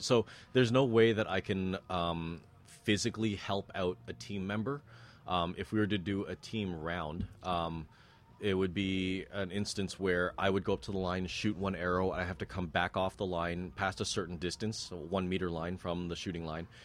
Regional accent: Toronto, Ontario, Canada; also born or lived in North York; born in North York, but raised in Scarborough

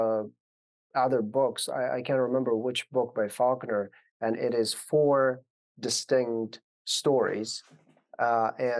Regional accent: Afghanistan; moved away; growing up in Afghanistan in the 90s.

